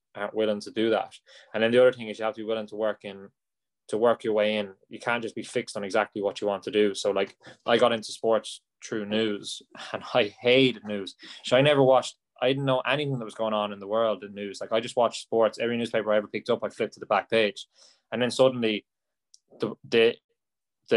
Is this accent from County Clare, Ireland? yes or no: no; County Roscommon, Ireland; also born or lived in England; I'm a big hurling fan from Roscommon, so there's not as much hurling. I wouldn't have been growing up around it